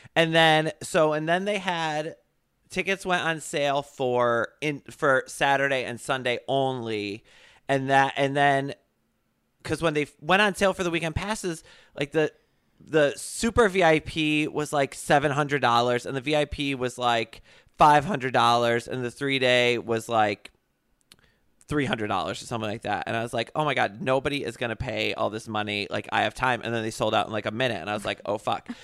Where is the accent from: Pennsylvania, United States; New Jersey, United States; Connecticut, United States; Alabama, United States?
Connecticut, United States; where I grew up in Connecticut